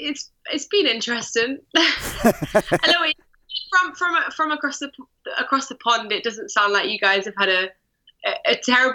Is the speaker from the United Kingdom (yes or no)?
yes; England, United Kingdom; As an Englishman